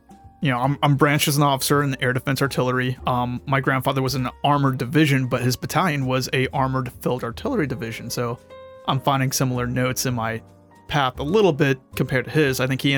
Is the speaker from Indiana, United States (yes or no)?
no; Jacksonville, Florida, United States; now in Ohio, United States; But then I grew up in Jacksonville, Florida, moved away, got to keep the hometown team.